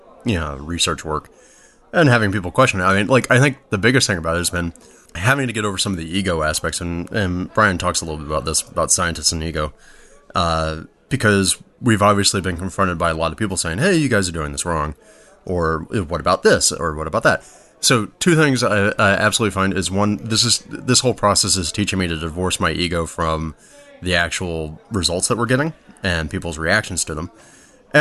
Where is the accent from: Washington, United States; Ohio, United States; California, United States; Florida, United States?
Florida, United States; Apopka; moved away; I'm a Floridian by birth. So I actually grew up in a town just outside of Orlando called Apopka, Florida